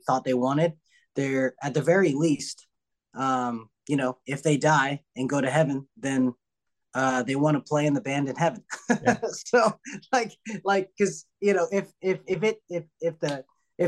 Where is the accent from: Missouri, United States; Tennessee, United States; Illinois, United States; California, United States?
Tennessee, United States; also born or lived in Indiana; And I grew up in Tennessee